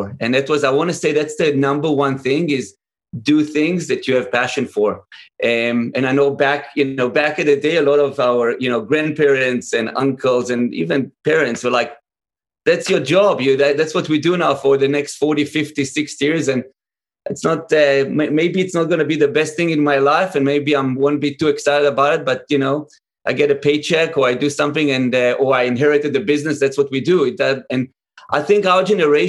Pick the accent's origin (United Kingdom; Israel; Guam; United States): Israel; I grew up in Israel